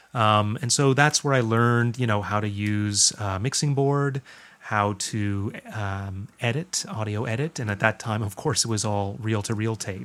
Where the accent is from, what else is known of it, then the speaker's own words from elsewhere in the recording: Guelph, Ontario, Canada; also born or lived in Toronto; I was born in Toronto. My family moved to Guelph when I was about three